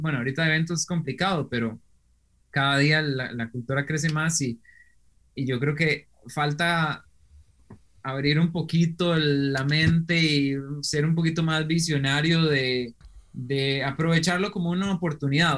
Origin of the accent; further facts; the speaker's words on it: Costa Rica; also born or lived in Germany; yo soy un costarricense que le, decimos aquí Picos